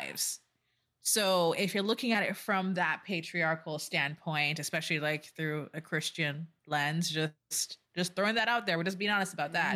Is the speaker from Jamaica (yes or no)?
yes; Jamaica; I'm Jamaican